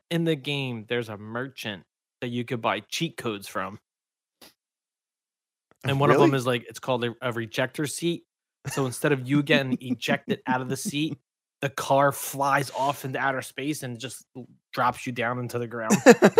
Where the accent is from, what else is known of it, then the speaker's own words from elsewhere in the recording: Louisiana, United States; I'm from Louisiana.